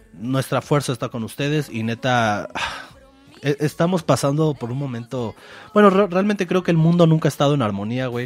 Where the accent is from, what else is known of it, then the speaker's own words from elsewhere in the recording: Mexico; somos de México